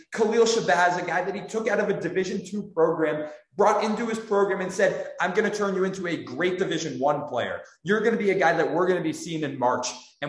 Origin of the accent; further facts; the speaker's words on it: San Francisco, California, United States; I grew up in San Francisco.